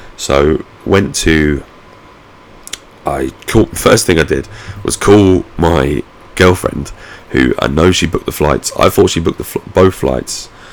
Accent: United Kingdom; me as a British citizen

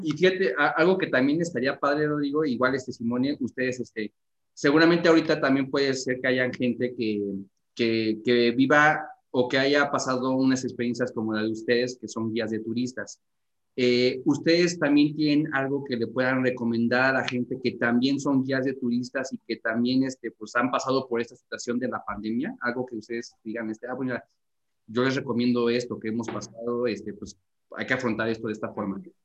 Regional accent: Mexico; nosotros como mexicanos

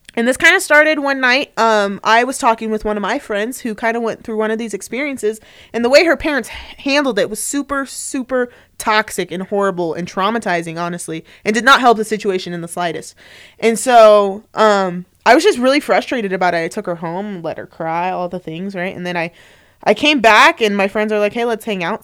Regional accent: Tempe, Arizona, United States; moved away as an adult; also born or lived in Flagstaff, Arizona; now in Utah, United States; I grew up in Tempe, Arizona, um, right by Arizona State University

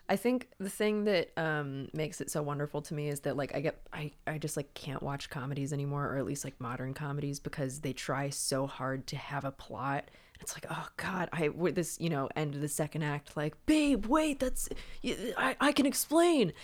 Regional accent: Wilmington, North Carolina, United States; it was filmed in my hometown

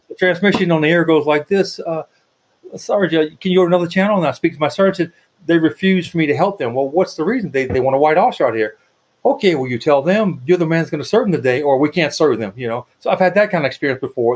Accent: United States; I'm an American

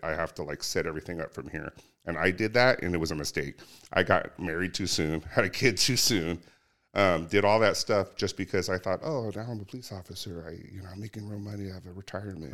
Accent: Cerritos, California, United States; I grew up locally. I grew up in Cerritos, went to Artesia High School

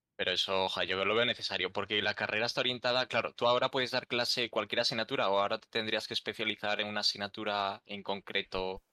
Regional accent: Galicia, Spain; yo soy gallego

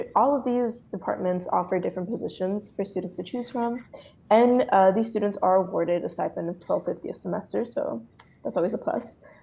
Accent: South Gate, California, United States; My hometown is Southgate, California.

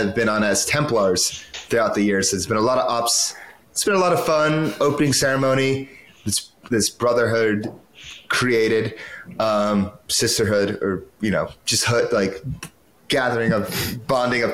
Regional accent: United States; I'm biased as an American

